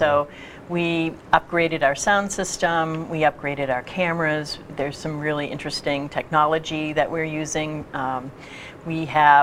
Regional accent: East Bridgewater, Massachusetts, United States; also born or lived in Maine / Connecticut; now in Quincy, United States; I grew up in East Bridgewater

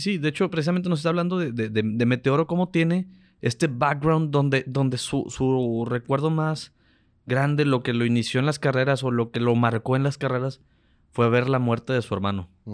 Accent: Mexico; nosotros somos mexicanos

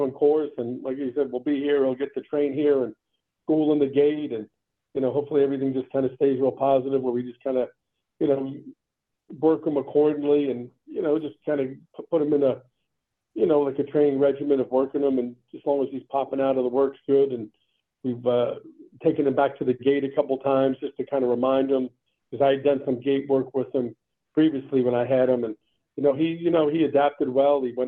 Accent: New York City, New York, United States; also born or lived in Long Island, New York; I kind of grew up in Manhattan and went to school on Long Island

